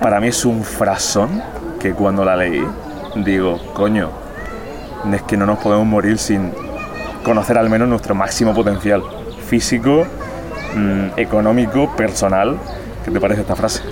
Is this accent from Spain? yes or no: yes; Jaén, Andalusia, Spain; yo soy de Jaén